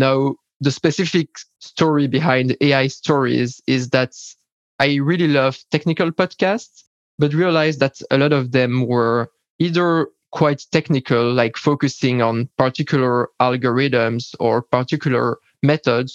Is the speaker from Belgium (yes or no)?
yes; Belgium; I'm from Belgium